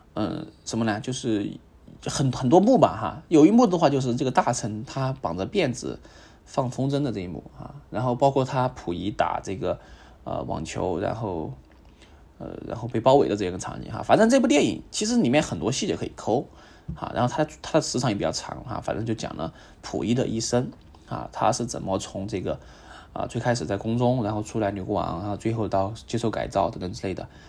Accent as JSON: {"language": "Chinese", "region": "southern China", "country": "China", "said": "作为一个南方人"}